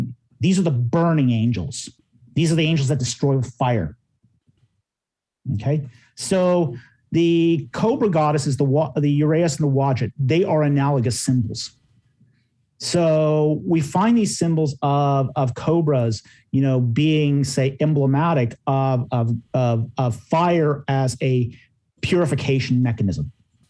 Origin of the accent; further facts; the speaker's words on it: Canada; I say this as a Canadian.